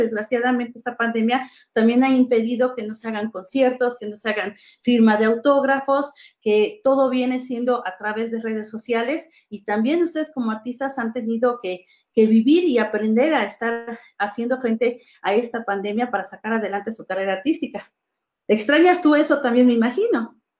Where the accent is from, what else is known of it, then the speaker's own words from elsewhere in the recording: Mexico; nosotros como mexicanos